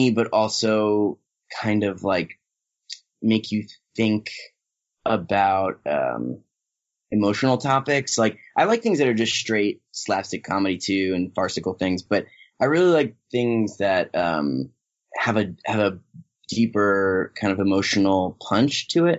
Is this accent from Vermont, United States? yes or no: no; Cherry Hill, New Jersey, United States; moved away as an adult; now in Los Angeles, United States; I grew up in New Jersey and spent a lot of time in New York. I live in LA now